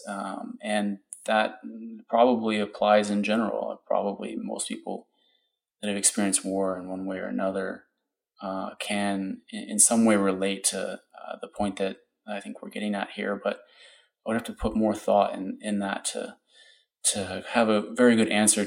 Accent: Austin, Texas, United States; I'm from Austin

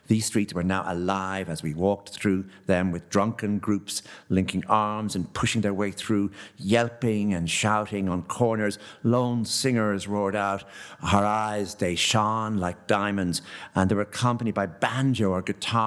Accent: Enniscorthy, Leinster, Ireland; moved away; I was from Enniscorthy

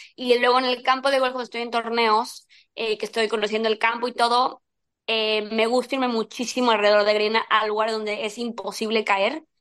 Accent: Mexico; siendo mexicana

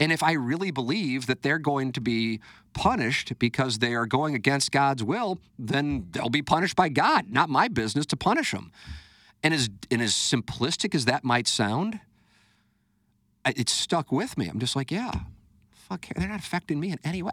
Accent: United States; I grew up in the United States of America

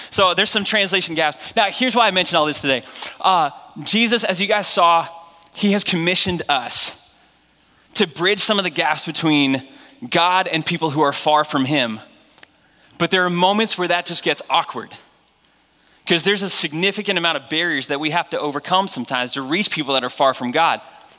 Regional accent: New England, United States; Last thing I learned is that I'm from the New England Patriots territory. We love our pro football up there.

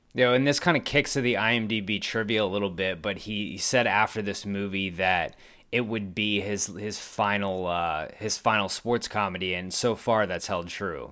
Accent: San Antonio, Texas, United States; my hometown, San Antonio Spurs

